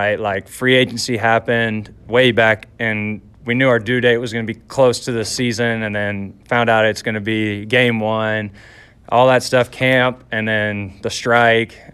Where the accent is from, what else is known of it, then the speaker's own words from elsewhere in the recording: Texas, United States; now in Hamilton, Canada; I'm from Texas